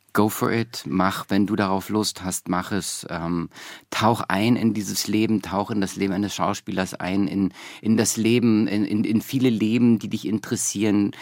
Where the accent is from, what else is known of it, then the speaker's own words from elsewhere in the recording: East Germany, Germany; moved away; dass ich so als Ossi mit 15 kam die Wende